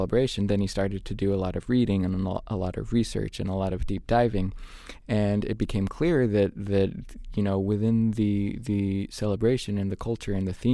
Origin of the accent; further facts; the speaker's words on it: Yuba City, California, United States; I was born in California, in Yuba City. But my dad is from Southern California and my mother is from Jalisco.